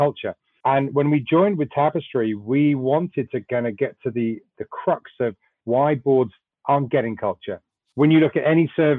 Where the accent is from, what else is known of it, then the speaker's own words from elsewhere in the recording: Wales, United Kingdom; moved away as an adult; also born or lived in London; now in United States; Originally from Wales, I'm a Welshman. I worked in London for a few years, and then I moved over here in the mid-2000s.